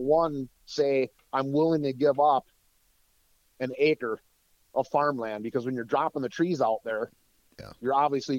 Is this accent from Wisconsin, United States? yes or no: yes; Wisconsin, United States; Let's say you had 40 acres and I'm from North Central Wisconsin. So where I used to live, the paper industry was huge.